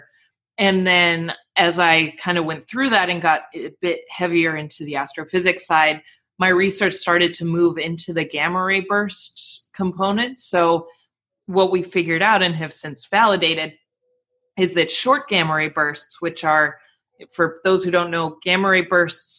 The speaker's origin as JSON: {"language": "English", "region": "Colorado", "country": "United States", "tie": "born or raised there", "also_born_or_lived": "Glasgow, Scotland", "moved": "as an adult", "lives_now": "Los Angeles, United States", "said": "I grew up in Colorado"}